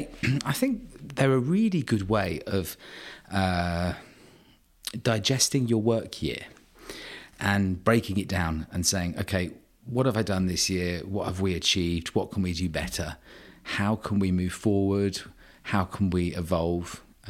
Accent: Guernsey; I'm a Guernsey boy. I was born in Guernsey, grew up in Guernsey. I have a very sort of clear understanding of how an island mentality works.

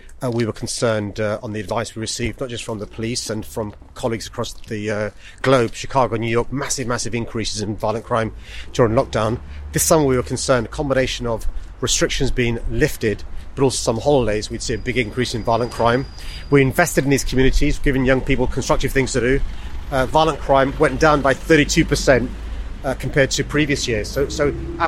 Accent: London, United Kingdom; also born or lived in Tooting; we grew up in Earlsfield by the Henry Prince Estate

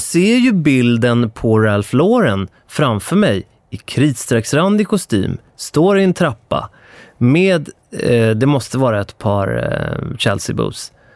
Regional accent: Stockholm, Stockholm County, Sweden; jag är från Stockholm

